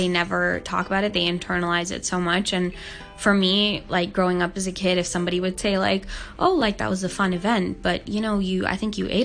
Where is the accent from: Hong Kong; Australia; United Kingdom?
Hong Kong; I was born and raised in Hong Kong